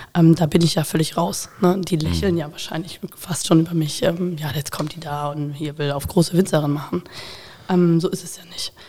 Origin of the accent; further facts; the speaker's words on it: Koblenz, Rhineland-Palatinate, Germany; also born or lived in Bonn; geboren bin ich tatsächlich in Bonn und ähm, bin mit acht Jahren nach Koblenz gekommen